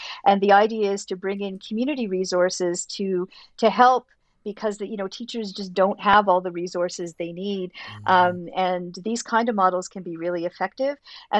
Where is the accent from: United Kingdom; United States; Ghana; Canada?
Canada; well, I guess from my perspective as a Canadian, these families seem large